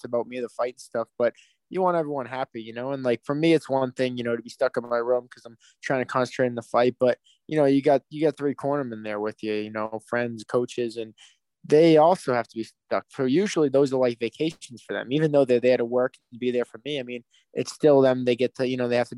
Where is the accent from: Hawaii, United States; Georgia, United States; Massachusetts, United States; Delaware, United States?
Massachusetts, United States; Boston; my hometown in Boston